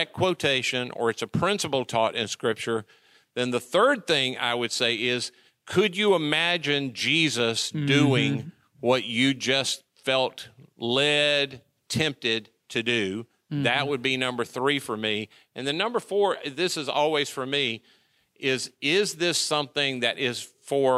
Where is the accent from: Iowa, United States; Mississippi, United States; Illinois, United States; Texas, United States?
Mississippi, United States; I'm from Mississippi